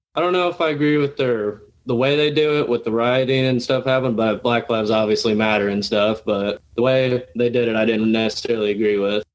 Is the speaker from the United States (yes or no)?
yes; Lincoln, Illinois, United States; I'm from Lincoln, Illinois, and I went to Lincoln Community High School